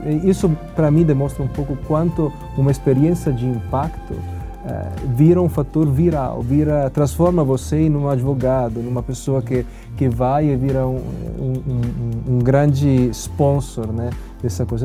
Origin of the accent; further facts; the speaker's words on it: Italy; Portuguese is a second language; now in Brazil; o lugar onde eu nasci, que é a Itália